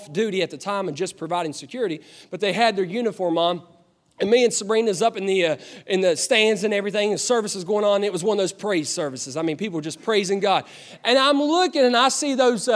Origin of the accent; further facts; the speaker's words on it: Putnam County, West Virginia, United States; I'm from Putnam County. I live in Taze Valley